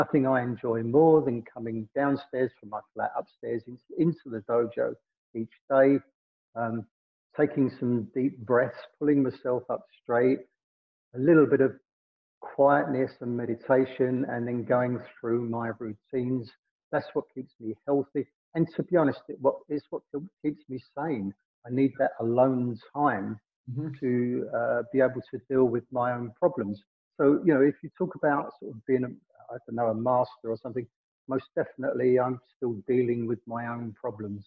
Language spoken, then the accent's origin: English; London, United Kingdom; I'm a council estate lad that grew up in South London.